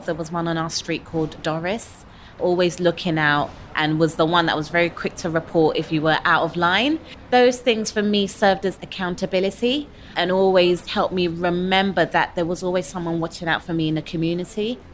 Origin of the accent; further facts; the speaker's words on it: London, United Kingdom; born and bred North Londoner, fully fledged Edmonton girl